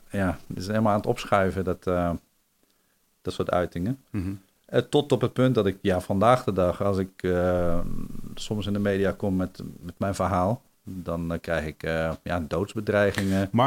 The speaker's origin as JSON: {"language": "Dutch", "country": "Netherlands"}